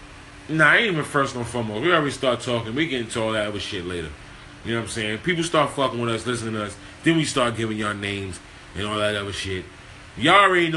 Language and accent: English; New York City, New York, United States; I'm from Harlem